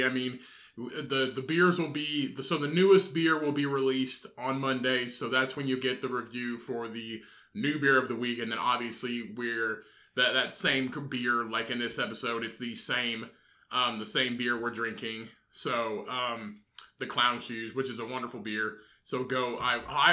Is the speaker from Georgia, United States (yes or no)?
no; Indiana, United States; We are from Indiana.